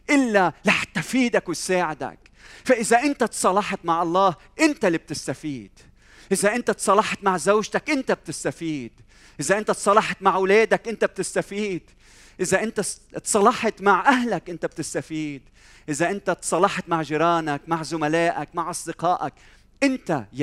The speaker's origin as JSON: {"language": "Arabic", "country": "Lebanon", "said": "إذا بسأل حالي هذا السؤال الجواب هل لأني أنا لبناني؟ لا أظن"}